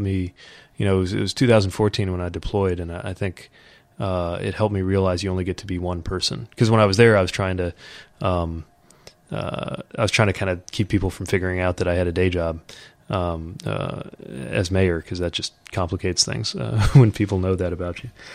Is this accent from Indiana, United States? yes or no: yes; South Bend, Indiana, United States; it's my hometown